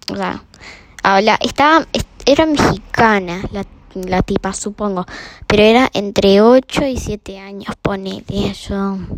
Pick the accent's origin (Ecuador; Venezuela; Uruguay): Uruguay; que a mí nunca me pasó porque, bueno, soy uruguaya.